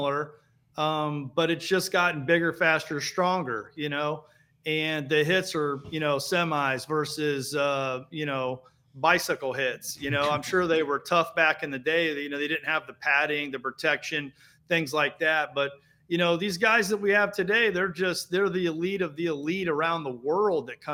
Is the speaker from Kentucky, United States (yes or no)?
no; Dayton, Ohio, United States; I was from Dayton, Ohio